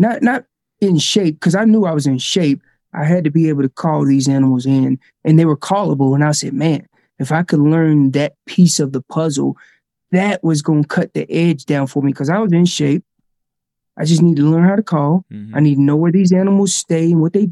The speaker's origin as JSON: {"language": "English", "region": "North Carolina", "country": "United States", "moved": "as an adult", "lives_now": "Colorado, United States", "said": "I'm originally from North Carolina. I live out in Colorado now."}